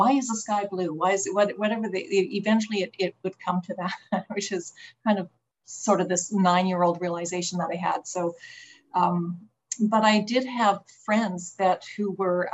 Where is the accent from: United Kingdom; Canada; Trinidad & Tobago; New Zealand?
Canada; Calgary, Alberta; also born or lived in Red Deer, Alberta; That's where I was born and grew up in Calgary